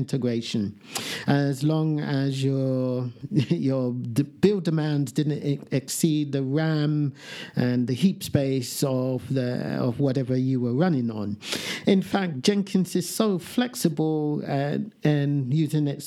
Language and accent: English; United Kingdom; I am British.